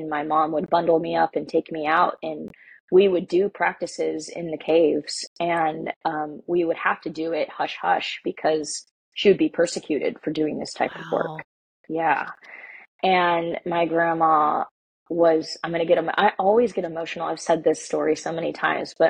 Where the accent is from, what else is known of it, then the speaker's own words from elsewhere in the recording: United States; I'm Mexican American